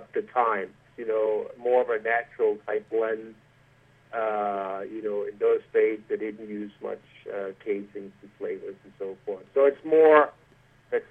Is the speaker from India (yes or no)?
no; Denmark; now in United States; when I was growing up in Denmark